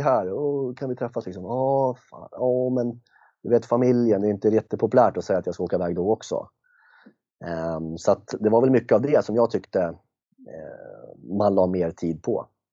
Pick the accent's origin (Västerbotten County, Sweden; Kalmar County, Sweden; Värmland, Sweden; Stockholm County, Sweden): Stockholm County, Sweden; Järna; jag är från Järna